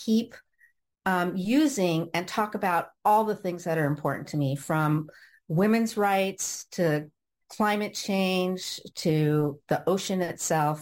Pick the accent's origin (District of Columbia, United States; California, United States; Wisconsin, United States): California, United States; Orange County; also born or lived in Los Angeles, California; now in Cardiff by the Sea, United States; I was born in Los Angeles, and I grew up in Orange County.